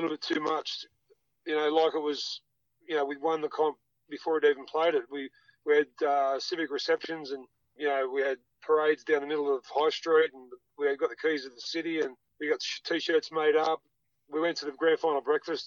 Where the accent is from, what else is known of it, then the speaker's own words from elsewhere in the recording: Sydney, New South Wales, Australia; also born or lived in Auburn / Perth; now in Penrith, Australia; I'm from Mount Druitt. Mum and dad born and raised in Auburn. I was born in Auburn Hospital. Moved out to Mount Druitt